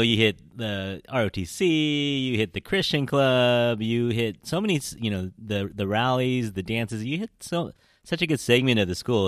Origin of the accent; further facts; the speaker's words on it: San Francisco, California, United States; as a San Franciscan, I, I love these moments, you know, the R and G lounge, the Pollyanna ice cream shop, you know, we grew up in the Outer Sunset